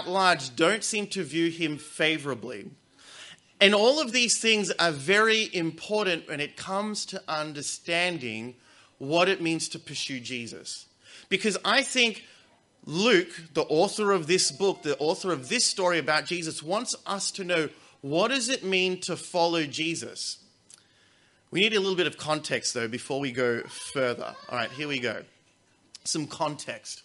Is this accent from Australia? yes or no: yes; Australia; As an Australian